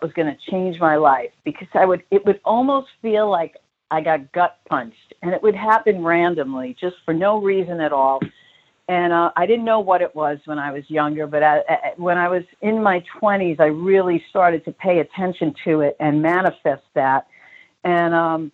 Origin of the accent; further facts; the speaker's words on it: New York City, New York, United States; now in Palm Springs, United States; growing up in Brooklyn, especially in Bensonhurst